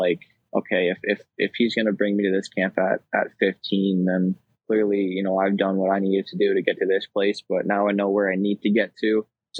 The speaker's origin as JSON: {"language": "English", "town": "Kitchener", "region": "Ontario", "country": "Canada", "tie": "born or raised there", "said": "just your typical Southern Ontario kid, playing for my hometown Kitchener."}